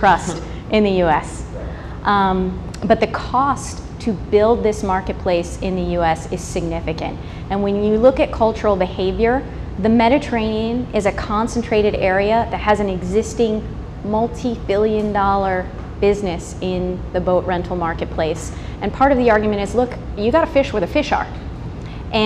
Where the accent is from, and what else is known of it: United States